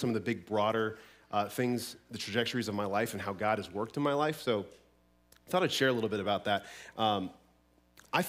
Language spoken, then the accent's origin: English; Colorado, United States; moved away as an adult; a very, very small church down in Denver, back where I grew up in Colorado.